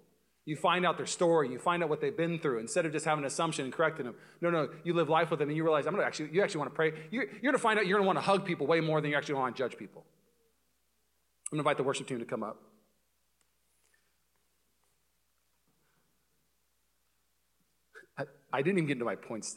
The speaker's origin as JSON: {"language": "English", "town": "Puyallup", "region": "Washington", "country": "United States", "moved": "yes", "lives_now": "Walnut Creek, United States", "said": "I'm from Puyallup, Washington."}